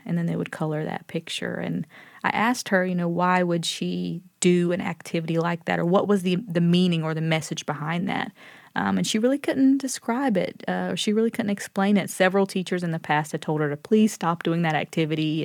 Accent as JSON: {"language": "English", "town": "Lumberton", "region": "North Carolina", "country": "United States", "said": "I told him I was from Lumberton"}